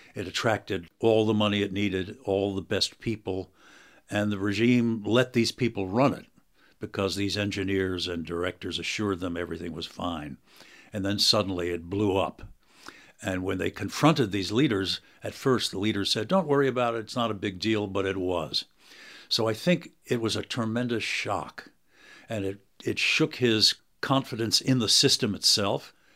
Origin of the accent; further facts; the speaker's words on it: United States; I'm an American professor